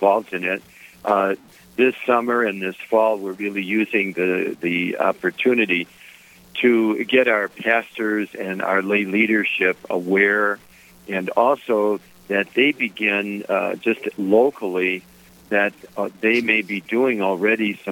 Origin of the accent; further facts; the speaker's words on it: Detroit, Michigan, United States; my family, where I grew up in Detroit, we were very ordinary folks